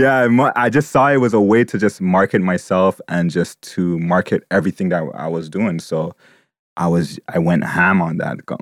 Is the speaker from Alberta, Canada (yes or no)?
no; Montreal, Quebec, Canada; I was born here in Montreal